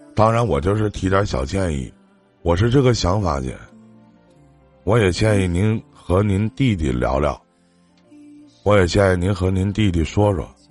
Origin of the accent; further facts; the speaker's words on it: Shenyang, Liaoning, China; 在我家东北沈阳的，在我们东北这边